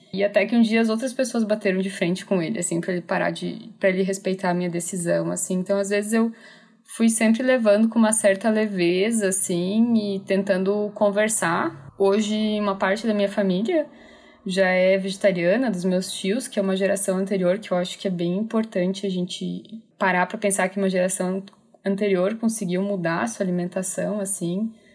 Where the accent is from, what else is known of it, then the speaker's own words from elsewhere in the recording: Chapecó, Santa Catarina, Brazil; eu sou de Chapecó, Santa Catarina